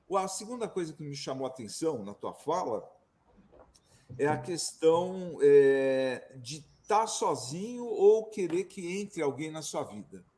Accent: São Paulo, Brazil; moved away as an adult; now in Serra da Mantiqueira, Brazil; Eu sou de São Paulo, viajei o mundo inteiro e hoje eu estou aqui no meu paraíso particular, na Serra da Mantiqueira

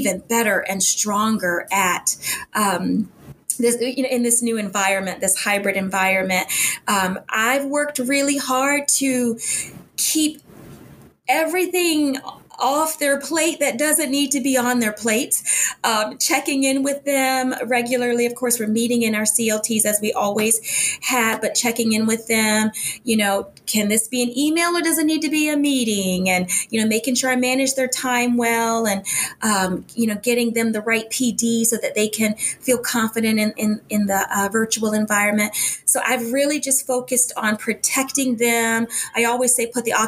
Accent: Tidewater area, Southeast Virginia, United States; moved away; This is back in Southeast Virginia, where I'm from. I'm from the Tidewater area originally

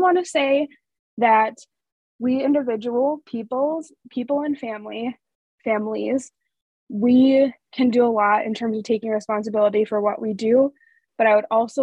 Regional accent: North Dakota, United States; growing up in North Dakota

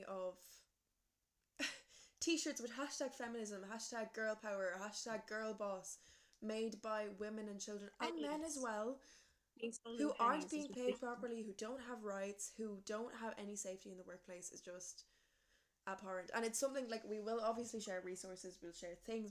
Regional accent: Ireland; we as like an Irish society

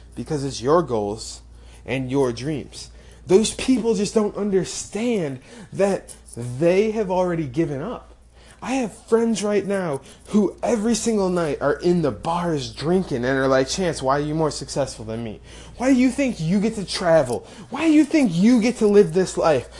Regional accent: rural Illinois, United States; from a very small town in rural Illinois, where I grew up. Less than a thousand people in my hometown

